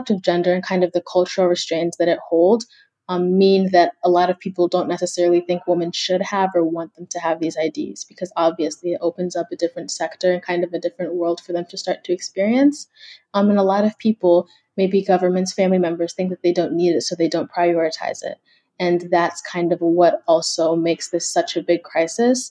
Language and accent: English; Kenya; now in United States; I'm from Kenya, so I have a lot of family back home